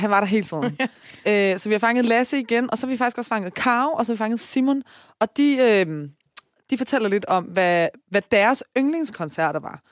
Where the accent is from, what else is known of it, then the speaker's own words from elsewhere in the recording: Taastrup, Capital Region of Denmark, Denmark; jeg er fra Tostrup